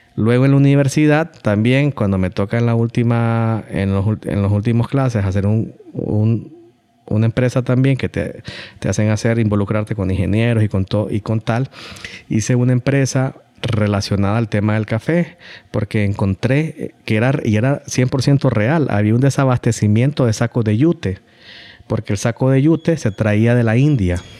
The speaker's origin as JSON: {"language": "Spanish", "country": "Honduras", "said": "como hondureños"}